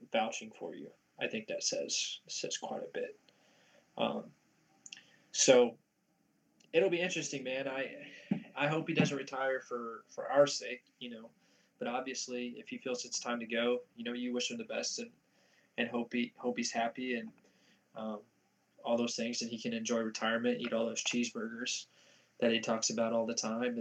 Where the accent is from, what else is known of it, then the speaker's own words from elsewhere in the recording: Illinois, United States; I am from Illinois, so I support my home team